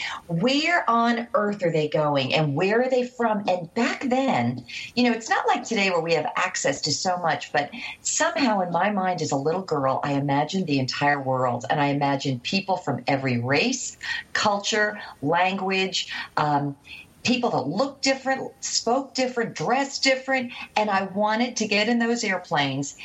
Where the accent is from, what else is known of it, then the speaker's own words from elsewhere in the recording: near Newark, New Jersey, United States; I grew up right outside of New York City on the Jersey side, close to Newark Airport.